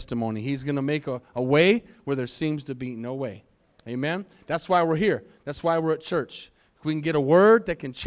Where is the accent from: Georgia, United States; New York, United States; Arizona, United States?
Arizona, United States; moved away as an adult; I was raised in Arizona